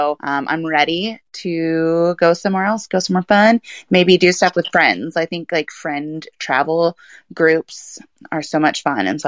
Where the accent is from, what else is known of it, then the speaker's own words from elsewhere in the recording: Germany; I grew up in Germany, and so traveling has kind of been how I was raised and how I grew up.